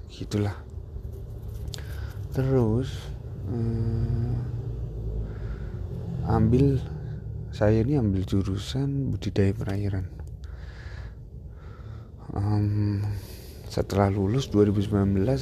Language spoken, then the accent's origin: Indonesian; Pematang Siantar, North Sumatra, Indonesia; born there; saya lahir di Pematang Siantar, anak kelahiran tahun 97, 19 September.